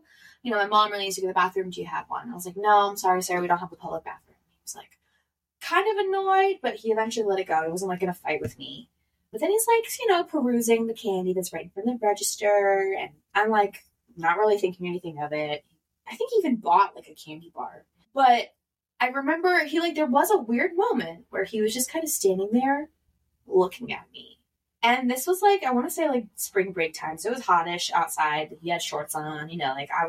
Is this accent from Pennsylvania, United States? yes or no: yes; Philadelphia, Pennsylvania, United States; moved away; I'm from Philly